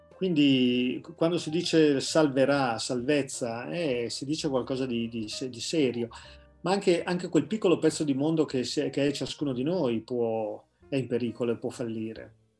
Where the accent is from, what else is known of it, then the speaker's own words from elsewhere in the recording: Carate Brianza, Lombardy, Italy; della parrocchia di Carate Brianza, insomma il paese dove io sono nato e cresciuto